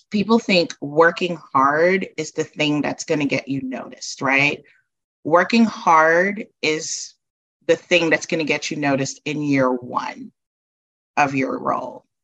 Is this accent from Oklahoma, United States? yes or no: no; New York City, New York, United States; moved away as an adult; also born or lived in Guyana / New Jersey; I grew up in Brooklyn. I did my undergrad at Binghamton University.